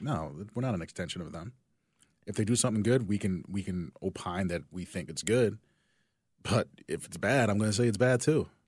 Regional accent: New Jersey, United States; moved away as an adult; also born or lived in West Berlin, Germany; now in Chicago, United States; I'm from South Jersey, but it's so close to Philly

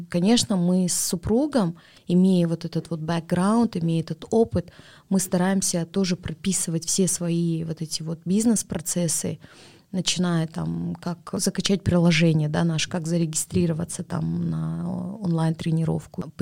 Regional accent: Kazakhstan; Поэтому все-таки, ну мы же казахи, мы думаем об этом.

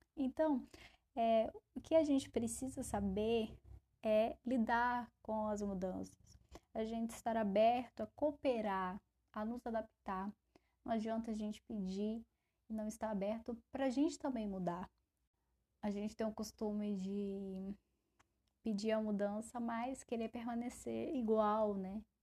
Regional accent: Brasília, Federal District, Brazil; Eu, como uma boa brasiliense, sempre carrego um guarda-chuva e um casaquinho

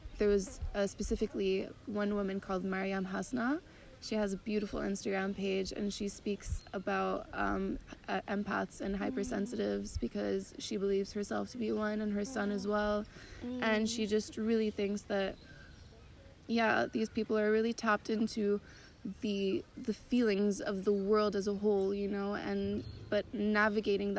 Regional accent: Montreal, Quebec, Canada; I'm from Canada, from Montreal, originally French-Canadian, so I grew up from a French family, but also very Anglophone in the way that I grew up

